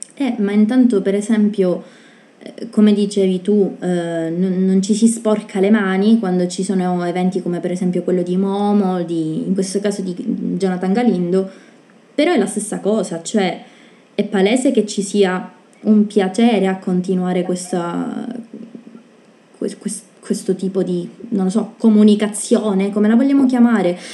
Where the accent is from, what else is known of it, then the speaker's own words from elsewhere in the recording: Sicily, Italy; noi siamo siciliane